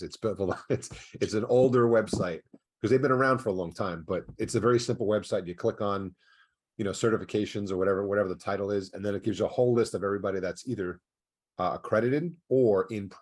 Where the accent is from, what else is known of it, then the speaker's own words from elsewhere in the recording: New York, United States; I'm originally from New York